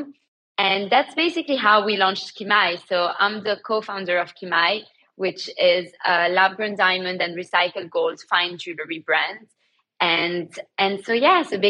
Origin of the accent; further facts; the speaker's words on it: Antwerp, Flanders, Belgium; moved away as an adult; now in London, United Kingdom; I grew up in Belgium, in Antwerp, and moved to London. I've been living in London for the past 10 years.